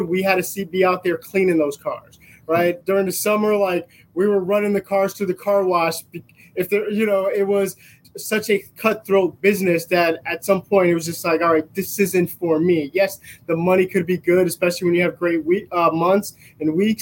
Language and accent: English; Bridgeport, Connecticut, United States; I grew up in Bridgeport, Connecticut.